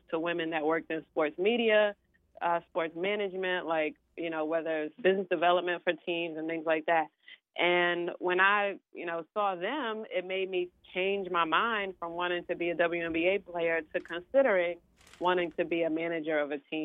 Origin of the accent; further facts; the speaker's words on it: New York City, New York, United States; I was originally born and raised in East New York, Brooklyn